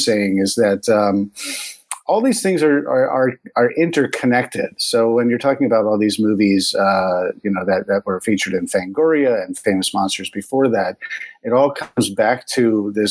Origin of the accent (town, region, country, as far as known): New York, United States; born or raised there